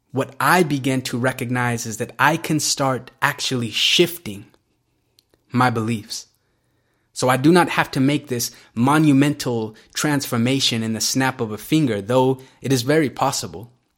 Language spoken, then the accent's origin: English; Salt Lake City, Utah, United States; I grew up in this very unique part of America called Salt Lake City, Utah